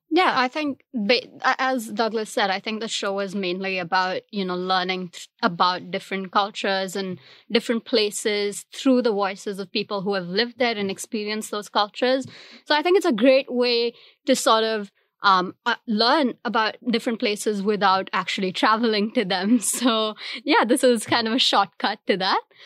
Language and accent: English; India; first language Hindi; English is a second language; now in Singapore; I'm from India